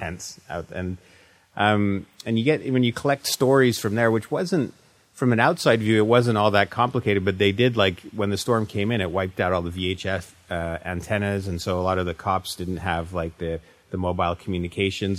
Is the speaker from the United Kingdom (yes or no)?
no; Canada; as a Canadian writer